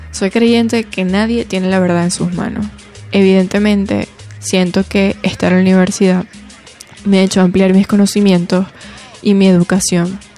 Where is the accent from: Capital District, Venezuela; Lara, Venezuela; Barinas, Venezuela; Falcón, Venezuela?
Falcón, Venezuela; Punto Fijo; soy de Punto Fijo Estado Falcón y estudio nutrición y dietética en la Facultad de Medicina de la Universidad del Zulia.